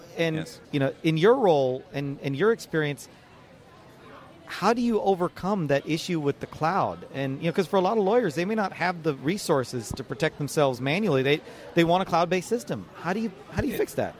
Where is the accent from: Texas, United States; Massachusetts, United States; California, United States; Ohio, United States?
Texas, United States; Dallas; Dallas, Texas. You know, it's my hometown